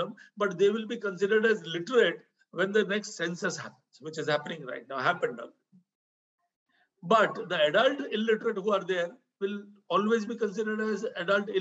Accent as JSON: {"language": "English", "country": "India", "said": "it's my home country"}